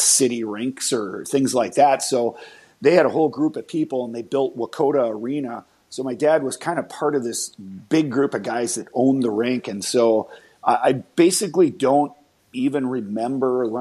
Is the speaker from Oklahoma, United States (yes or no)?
no; Mendota Heights, Minnesota, United States; I grew up in Mendota Heights, which is a suburb of St. Paul in the Twin Cities here in Minnesota.